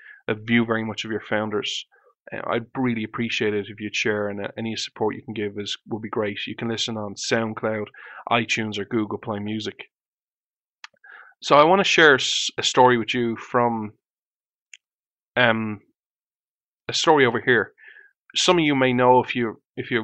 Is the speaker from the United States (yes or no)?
no; Ireland; I was born in Ireland